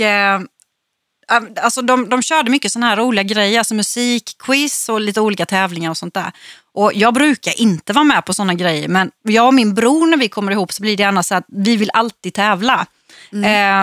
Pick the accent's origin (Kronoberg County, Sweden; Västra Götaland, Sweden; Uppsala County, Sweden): Kronoberg County, Sweden; Växjö; also born or lived in Öland; jag är uppvuxen i Växjö